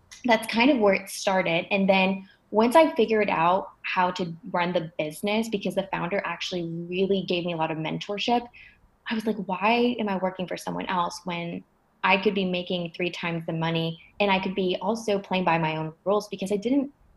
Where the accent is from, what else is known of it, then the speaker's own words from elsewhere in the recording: Atlanta, Georgia, United States; moved away as an adult; also born or lived in Montreal, Canada; now in New York, United States; I moved from Montreal to Atlanta when I was 7 years old